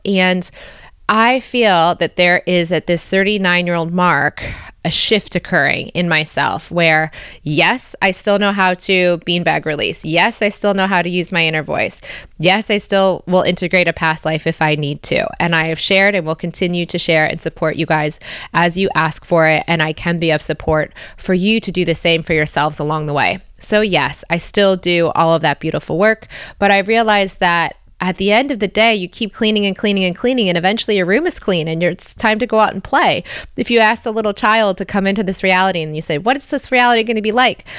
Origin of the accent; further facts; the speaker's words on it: United States; also born or lived in Australia; now in Belgium; As an American living in Belgium